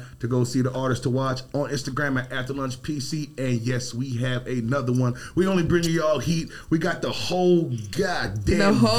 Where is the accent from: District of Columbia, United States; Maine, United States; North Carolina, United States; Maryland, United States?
Maryland, United States; I'm from Maryland.